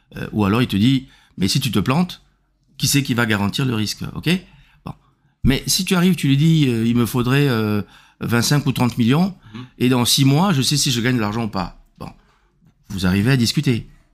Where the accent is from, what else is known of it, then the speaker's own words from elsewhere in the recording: Republic of the Congo; moved away as an adult; also born or lived in Germany / Lyon, France; je suis né au Congo euh, le 1er juillet 1959. Et euh, voilà, j'ai fait toutes mes études ici